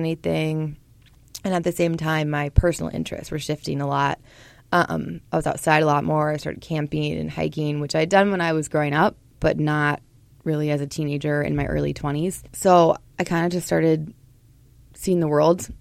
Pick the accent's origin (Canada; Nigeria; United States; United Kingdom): United States; Portland, Oregon; born or raised there; moved away as an adult; also born or lived in St. Paul, Minnesota; now in Minnesota, United States